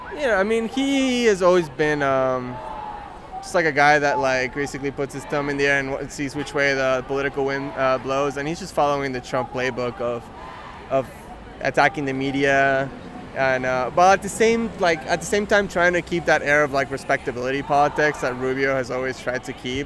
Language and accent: English; Argentina; now in United States; in my home country in Argentina